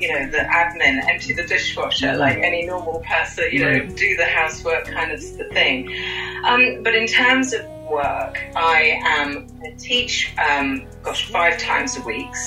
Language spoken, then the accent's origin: English; United Kingdom; accent: British; I'm from the UK, unless you couldn't tell from my accent. Very British